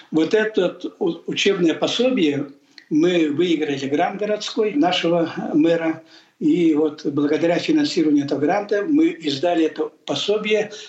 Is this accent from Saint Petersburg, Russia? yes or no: no; Sakha Republic, Russia; Естественно, я ведь якут.